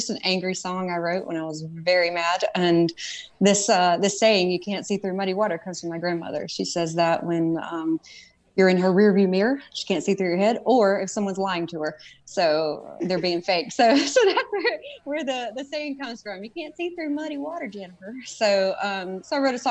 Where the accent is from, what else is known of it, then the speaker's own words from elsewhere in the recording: the Carolinas, United States; also born or lived in Charlotte, North Carolina; I'm a country girl from the Carolinas